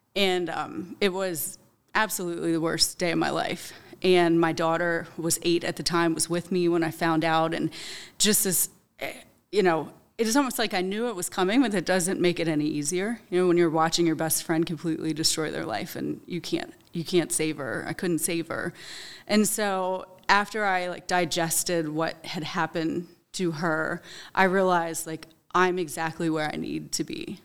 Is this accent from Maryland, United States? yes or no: yes; Hagerstown, Maryland, United States; I'm from Hagerstown. I graduated from South Hagerstown High School in two thousand four